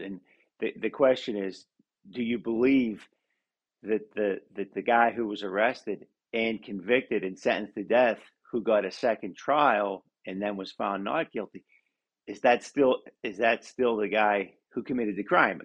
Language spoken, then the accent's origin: English; Pennsylvania, United States; Pennsylvania, for instance, you know my home state